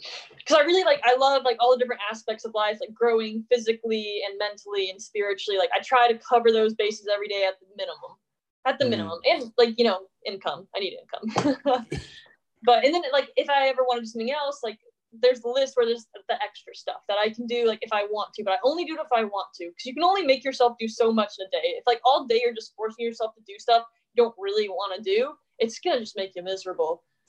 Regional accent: the South, United States; I'm from the South, so there's a lot of religious stuff that it seems more brainwashy.

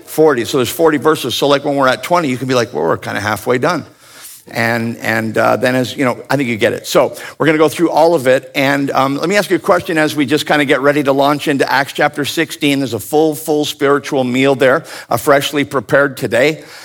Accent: Ontario, Canada; I grew up in Ontario, Canada

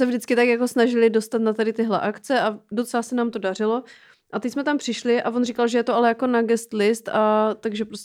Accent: Serbia; Czech is a second language; now in Czech Republic

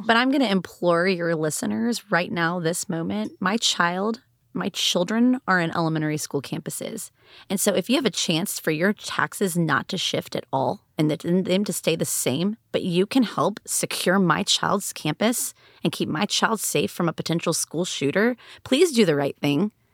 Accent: Austin, Texas, United States; also born or lived in Dallas; I grew up in Eanes and graduated from Westlake High School

